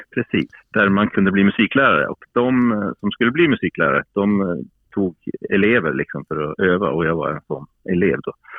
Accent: Piteå, Norrbotten County, Sweden; moved away; also born or lived in Stockholm; jag flyttade från Piteå nittonhundraåttiofem

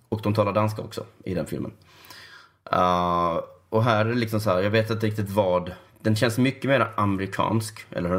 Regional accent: Sweden; jag är svensk

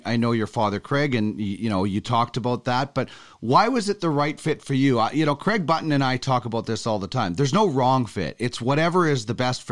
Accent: Brandon, Manitoba, Canada; now in Edmonton, Canada; I grew up in Brandon, so we watched a lot of North Dakota games as a kid

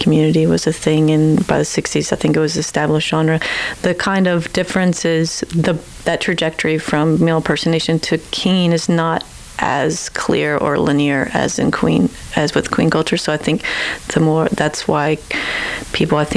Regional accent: Lexington, Kentucky, United States; moved away as an adult; also born or lived in Appalachian Mountains, Kentucky; now in Edmonton, Canada; I'm originally from Kentucky. So some in Lexington, the Bluegrass, and some of the eastern part of the foothills, Appalachian Mountains

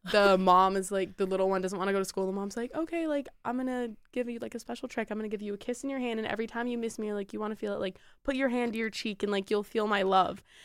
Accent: Grosse Pointe, Michigan, United States; I'm from Metro Detroit as well, Grosse Pointe.

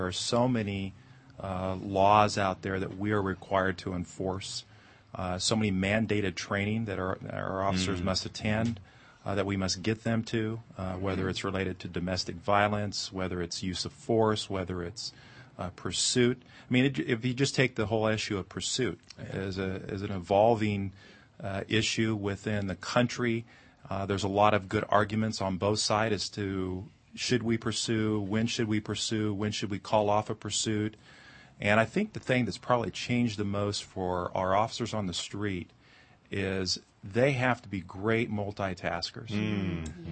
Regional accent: Sonora, California, United States; also born or lived in Mariposa, California / Modesto, California; born in Mariposa, but grew up in Sonora in the foothills

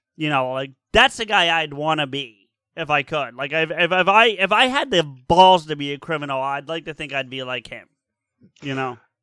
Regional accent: New Jersey, United States; born and raised in Jersey

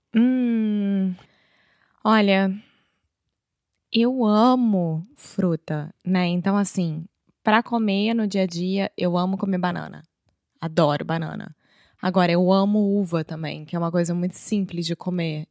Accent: Rio de Janeiro, Brazil; first language Portuguese; Eu sou brasileira, carioca do Rio de Janeiro

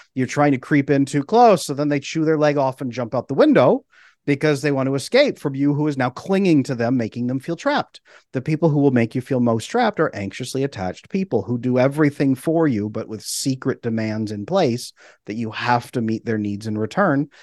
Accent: California, United States; I grew up in California

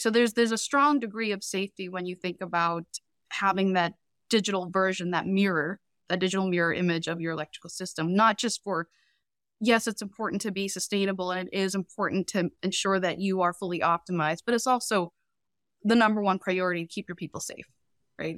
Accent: Boston, Massachusetts, United States; also born or lived in Cambodia; we've been in Boston pretty much my whole life, we immigrated here from Cambodia, escaping the Cambodian genocide in the early eighties

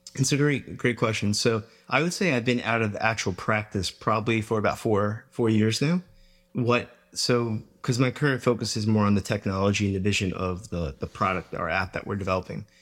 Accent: Long Island, New York, United States; I grew up in Long Island, New York

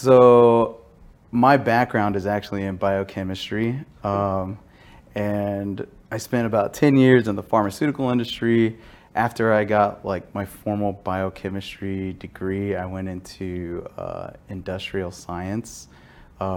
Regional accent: Dallas, Texas, United States; I was born and raised in Texas, specifically the North Texas, Dallas area

